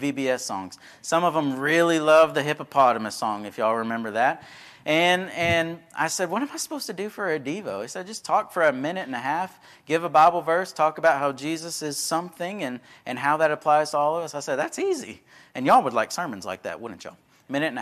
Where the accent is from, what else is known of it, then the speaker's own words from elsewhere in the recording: Texas, United States; I was from Texas